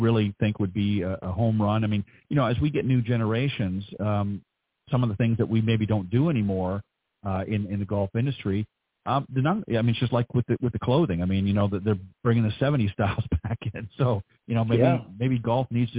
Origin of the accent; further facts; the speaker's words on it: Toronto, Ontario, Canada; moved away; up near my place where I grew up back in Canada